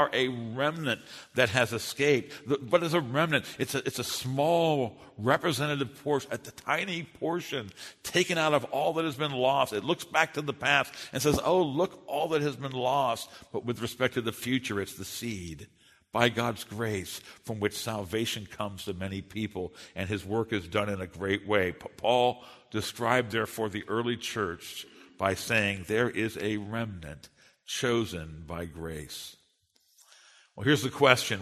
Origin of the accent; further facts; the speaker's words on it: United States; I'm a Westerner, and I'm an American